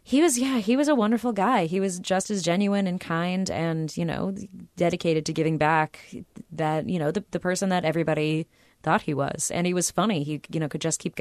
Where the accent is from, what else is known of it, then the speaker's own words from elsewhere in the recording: Los Angeles, California, United States; I grew up in Southern California where there are pools everywhere.